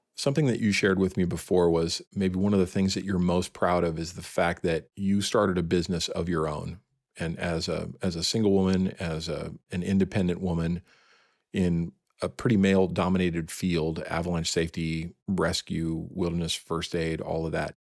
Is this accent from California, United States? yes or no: yes; San Francisco Bay Area, California, United States; born or raised there; also born or lived in Mount Rainier National Park